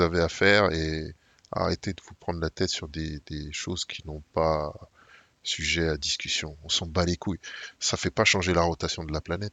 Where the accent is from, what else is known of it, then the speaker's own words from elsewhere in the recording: Saint-Ouen, Île-de-France, France; j'ai grandi à Saint-Ouen